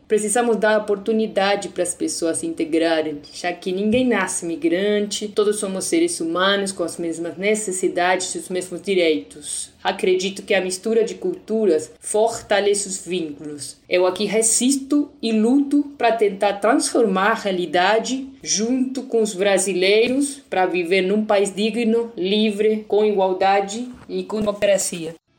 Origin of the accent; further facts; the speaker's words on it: Argentina; Portuguese is a second language; moved away as an adult; now in Brazil; sou argentina